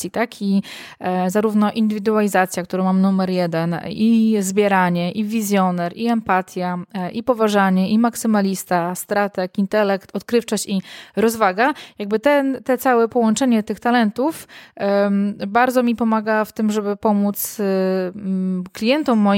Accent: Warsaw, Masovian Voivodeship, Poland; moved away as an adult; now in Ełk, Poland; ja jestem z Warszawy, tak, oryginalnie jestem Aha. z Warszawy, a y, tak, mieliśmy, przeprowadziliśmy się na 2-3 lata, do, mieliśmy tylko mieszkać tyle na Mazurach i mieszkamy teraz w Ełku już 7 lat w sumie.

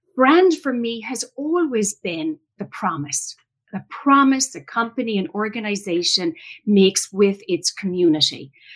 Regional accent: Ireland; moved away as an adult; now in United States; I was born and raised in Ireland, came to the United States after college

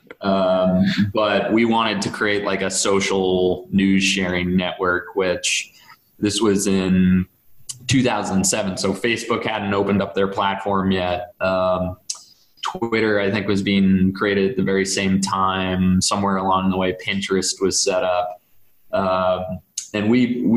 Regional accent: Duxbury, Massachusetts, United States; a buddy of mine, Greg Gomer, who I grew up with in Duxbury

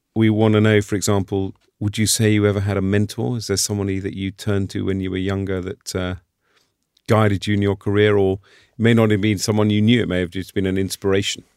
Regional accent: United Kingdom; as a Brit and a European

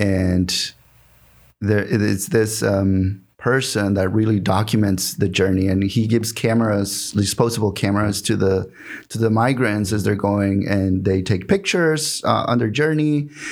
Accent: Mexico; English is a second language; moved away as an adult; also born or lived in Houston, Texas; now in Seattle, United States; I was born in Mexico

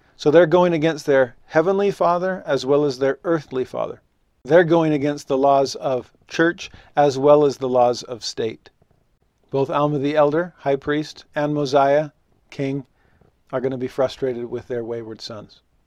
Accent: Los Angeles, California, United States; moved away as an adult; also born or lived in Tennessee; now in Utah, United States; growing up in Los Angeles, I was a religious minority.

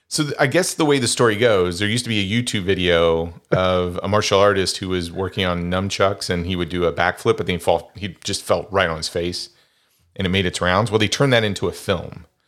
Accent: Wichita, Kansas, United States; my hometown of Wichita, Kansas

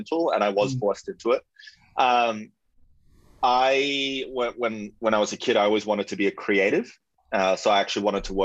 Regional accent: Melbourne, Victoria, Australia; moved away as an adult; now in Sydney, Australia; I'm originally from Melbourne, and yeah, like moved up 2 months later, landed the job, and have been in Sydney for the last decade.

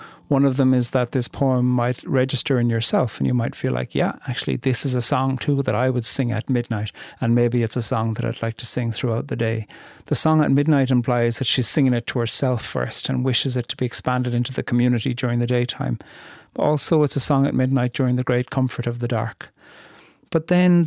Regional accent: Ireland; moved away; Coming from very far away and being Irish

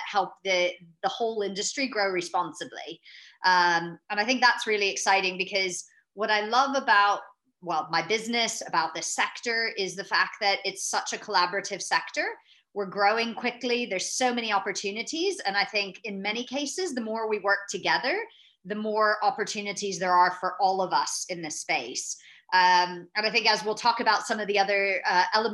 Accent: United States; moved away as an adult; now in London, United Kingdom; I'm an American, but transplanted over to Europe. So I've actually spent most of my adult life in London

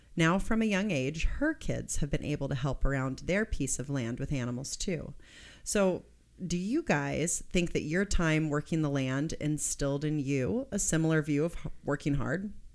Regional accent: Kansas, United States; moved away; I'm from Kansas

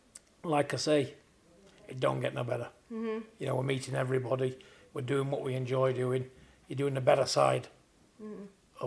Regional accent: Manchester, North West England, United Kingdom; Manchester's my hometown

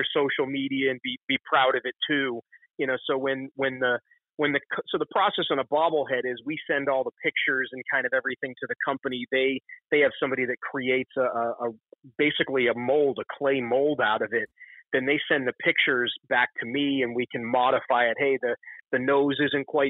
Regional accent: Concord, Massachusetts, United States; moved away; also born or lived in Manchester, New Hampshire; I was born in about outside of Boston in a town called Concord, Mass.

